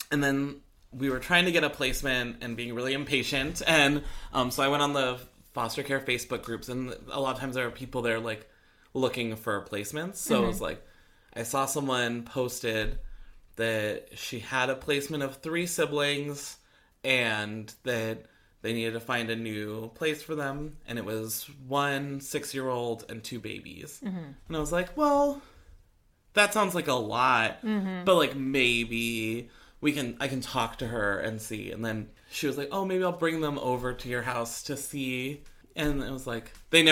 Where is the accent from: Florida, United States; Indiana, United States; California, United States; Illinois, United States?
California, United States; Orange County; I grew up in Orange County